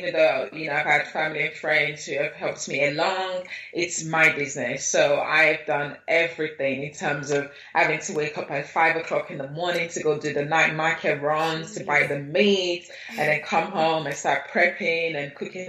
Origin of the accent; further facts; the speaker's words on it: Nigeria; also born or lived in Lagos; growing up in Nigeria, having lived in Nigeria and having had experiences living in Lagos, which is such a vibrant city